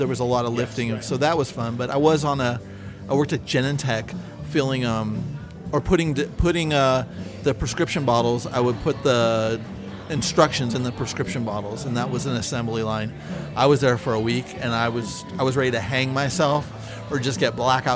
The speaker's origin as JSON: {"language": "English", "country": "United States", "tie": "born or raised there", "said": "growing up in the United States"}